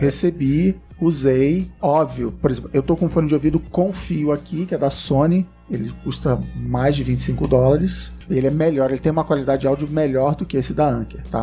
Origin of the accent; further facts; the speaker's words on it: Brazil; como bom brasileiro